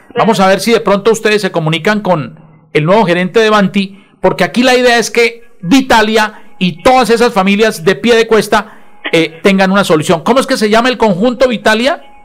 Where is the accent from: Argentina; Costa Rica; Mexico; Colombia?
Colombia; Bucaramanga, Santander; de Bucaramanga, mi tierra amada y querida